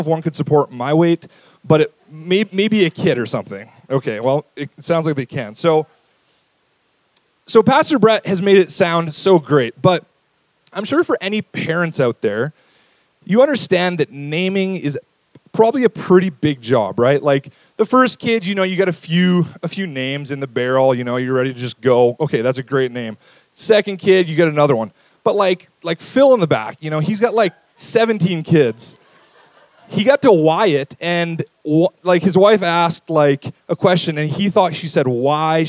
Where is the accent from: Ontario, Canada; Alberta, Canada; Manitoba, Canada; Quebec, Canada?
Alberta, Canada; St. Albert; I grew up in St. Albert